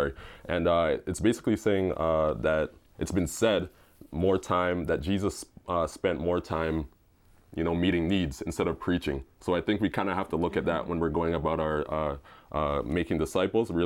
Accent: Brampton, Ontario, Canada; I'm from Brampton, Ontario, Canada.

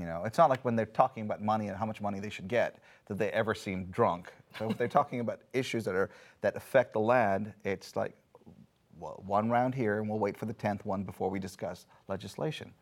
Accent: India; moved away; I grew up in India.

